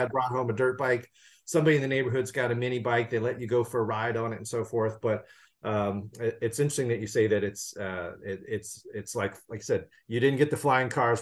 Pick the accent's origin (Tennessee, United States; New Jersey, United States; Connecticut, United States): Tennessee, United States; now in California, United States; I'm originally from Tennessee, and I grew up in the seventies